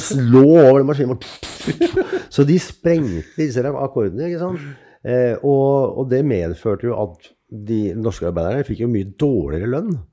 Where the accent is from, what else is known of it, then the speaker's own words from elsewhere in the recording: Oslo, Norway; also born or lived in Ålesund; Jeg vokste opp helt uh, sør i Oslo, altså sørøst i Oslo